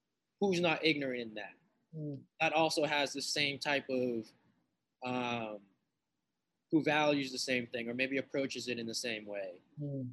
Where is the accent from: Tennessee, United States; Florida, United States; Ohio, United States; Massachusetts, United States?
Massachusetts, United States; Lynn; my own grassroots project I dedicated to my hometown is called Entering Shaolin. I'm from Massachusetts